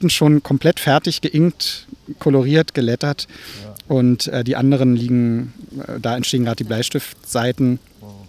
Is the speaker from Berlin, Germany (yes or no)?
yes; Berlin, Germany; Ja, das ist so, als Berliner denkt man da gar nicht drüber nach.